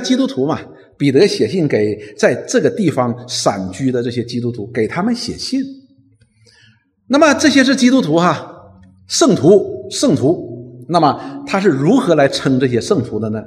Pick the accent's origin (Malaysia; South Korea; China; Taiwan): China; 我们中国人